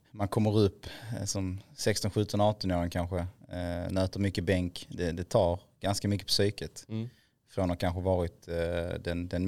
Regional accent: Helsingborg, Skåne, Sweden; Född och uppvuxen på, i Helsingborg, på Dalhem. På Dalhem.

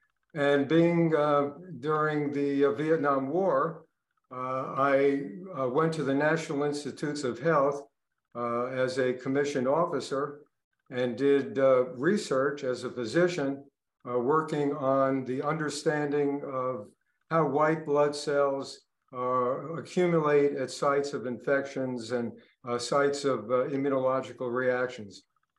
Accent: New York City, New York, United States; accent: Brooklyn; moved away as an adult; also born or lived in Maryland; Okay, well, I was born and raised in Bensonhurst, Brooklyn.

